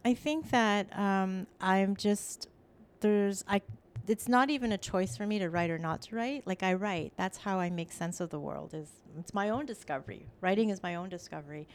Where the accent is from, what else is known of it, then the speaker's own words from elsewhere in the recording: Toronto, Ontario, Canada; English is a second language; also born or lived in Ottawa; now in Toronto, Canada; I was from Scarborough